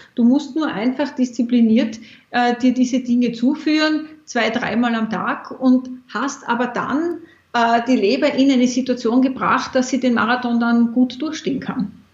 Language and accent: German; Austria; in meiner Kindheit war bei uns in Österreich